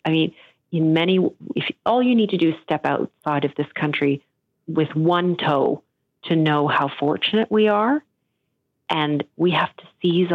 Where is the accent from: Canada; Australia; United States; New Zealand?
Canada; also born or lived in Europe / Netherlands; I am an immigrant to Canada, and I am the most fortunate person to have come, to have had my parents bring us here